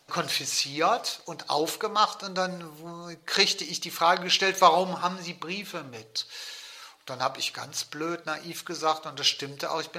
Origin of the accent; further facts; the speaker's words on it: West Germany, Germany; wer bin ich eigentlich als Westdeutscher, das spielte ja damals eine sehr große Rolle.